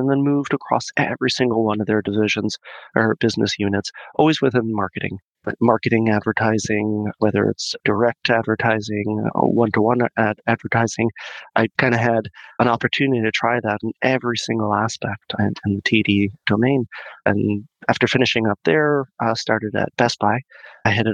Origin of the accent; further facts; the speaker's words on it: Mexico; moved away as an adult; also born or lived in Boston; I'm born and raised in Mexico. Spent the first half of my life there all the way up to the end of high school.